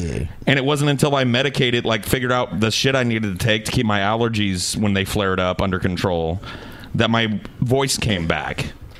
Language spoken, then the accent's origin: English; Central Valley, California, United States; also born or lived in Arizona; I grew up in the Central Valley, and then I lived in the dry climate where nothing grows in Arizona.